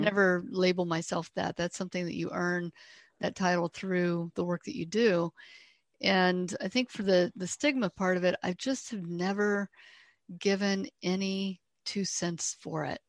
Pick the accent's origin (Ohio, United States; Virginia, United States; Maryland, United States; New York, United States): Ohio, United States; I grew up here in Ohio